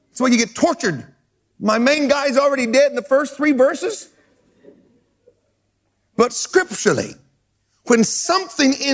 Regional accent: United States; I love being an American, but I love being a world citizen more.

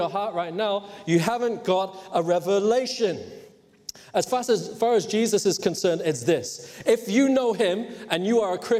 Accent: Hong Kong; moved away; in case you're wondering where my accent is from. But I grew up in Hong Kong

